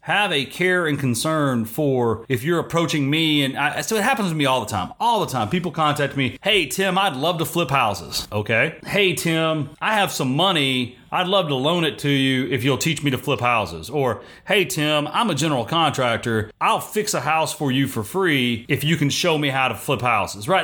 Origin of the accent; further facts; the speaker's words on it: Texas, United States; I'm from Texas.